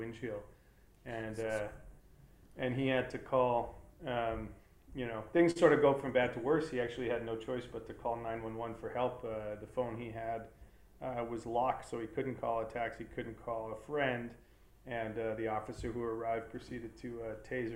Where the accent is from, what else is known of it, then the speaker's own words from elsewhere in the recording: Calgary, Alberta, Canada; we grew up together in Calgary